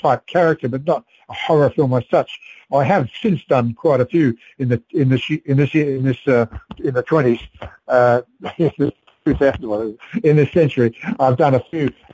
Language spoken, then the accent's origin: English; South Australia, Australia; moved away; also born or lived in Sydney; I came from South Australia originally, but I was living in Sydney on and off